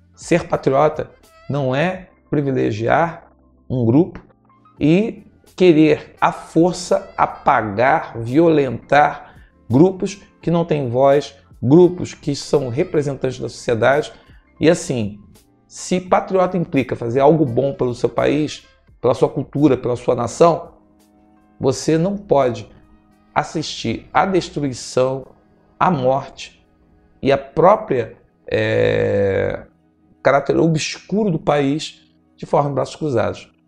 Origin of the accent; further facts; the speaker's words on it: Brazil; somos brasileiros